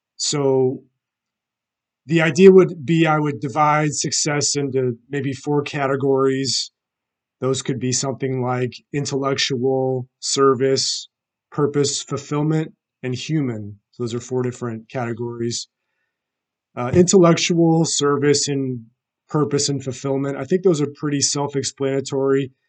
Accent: St. Louis, Missouri, United States; I'm from St. Louis, Missouri

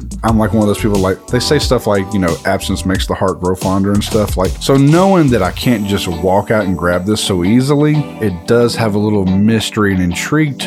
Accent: East Texas, United States; East Texas at that.

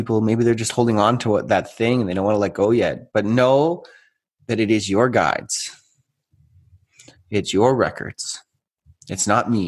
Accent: Canada; I am from Canada

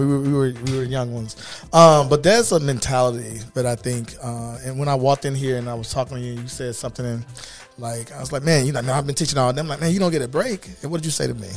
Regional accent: Chicago, Illinois, United States; We grew up in Chicago together

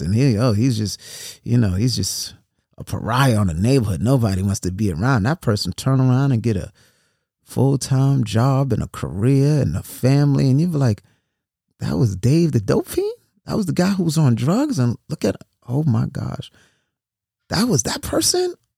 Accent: New York City, New York, United States; I grew up in New York City

